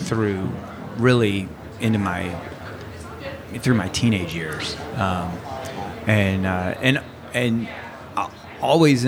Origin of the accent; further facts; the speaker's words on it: Louisville, Kentucky, United States; moved away as an adult; now in Perth, Australia; I grew up in Louisville, Kentucky.